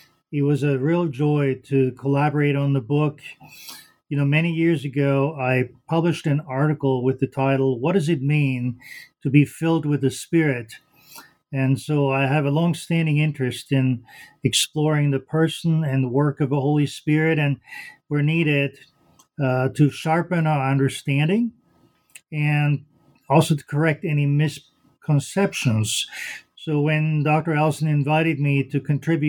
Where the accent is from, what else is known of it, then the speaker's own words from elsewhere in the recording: Vienna, Austria; first language German; English is a second language; moved away as an adult; also born or lived in South Carolina / Chicago; now in United States; I'm originally from Vienna, Austria, a native German speaker